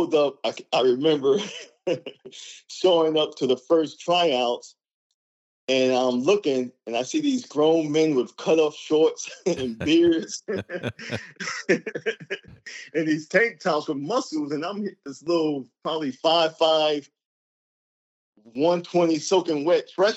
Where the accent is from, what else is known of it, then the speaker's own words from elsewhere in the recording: New York City, New York, United States; growing up in the Bronx